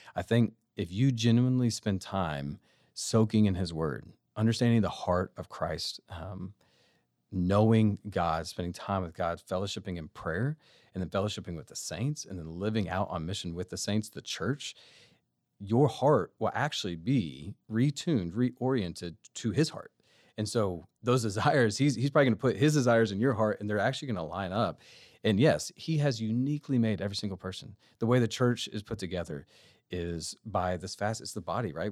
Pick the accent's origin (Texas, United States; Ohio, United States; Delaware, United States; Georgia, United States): Texas, United States; Austin; moved away; I am from Austin